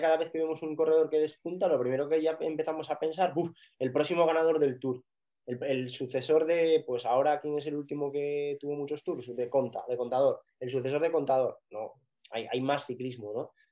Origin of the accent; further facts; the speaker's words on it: Picos de Europa, Asturias, Spain; soy asturiano y nací en Picos de Europa